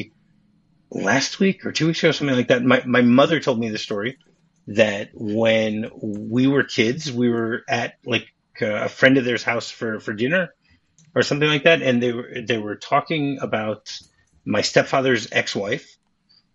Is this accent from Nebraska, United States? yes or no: no; Detroit, Michigan, United States; Detroit, my hometown